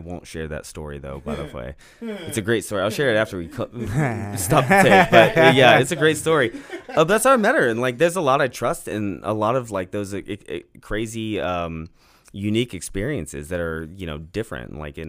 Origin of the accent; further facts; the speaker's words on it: Kansas, United States; born there; I mean, I was born in Wyandotte County, and I spent time in Duval County in Jacksonville.